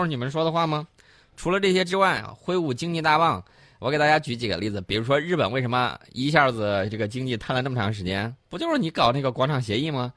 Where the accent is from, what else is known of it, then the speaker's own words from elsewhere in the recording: China; 我们中国人